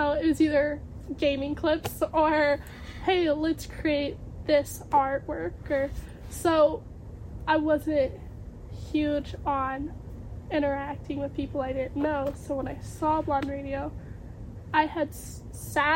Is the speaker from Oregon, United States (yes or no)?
yes; Oregon, United States; I'm from Oregon.